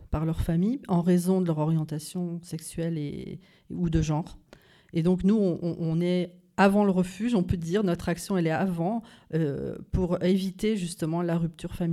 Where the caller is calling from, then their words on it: Metz, Grand Est, France; De Metz.